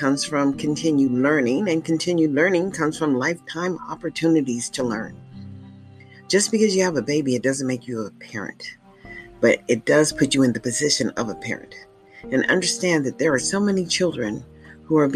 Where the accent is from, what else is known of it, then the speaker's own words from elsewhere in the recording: United States; as Black Americans